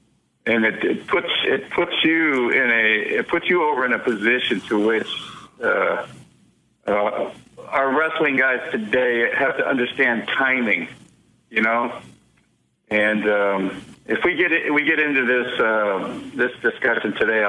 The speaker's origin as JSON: {"language": "English", "town": "St. Petersburg", "region": "Florida", "country": "United States", "tie": "born or raised there", "said": "I grew up in St. Pete. Went to schools here."}